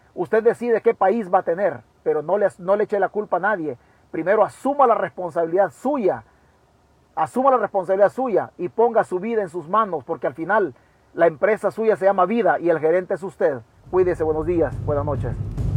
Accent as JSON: {"language": "Spanish", "region": "Chalatenango", "country": "El Salvador", "tie": "born or raised there", "said": "yo soy de Chalatenango, en las mismas condiciones deplorables. Así me eduqué yo"}